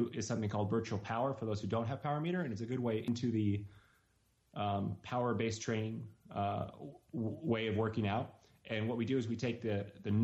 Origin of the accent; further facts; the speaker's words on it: Reno, Nevada, United States; We're from Reno, Nevada.